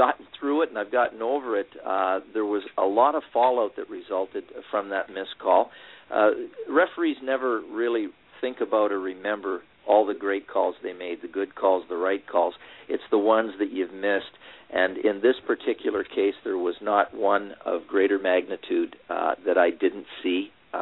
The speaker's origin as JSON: {"language": "English", "town": "Sarnia", "region": "Ontario", "country": "Canada", "tie": "born or raised there", "said": "my hometown of Sarnia"}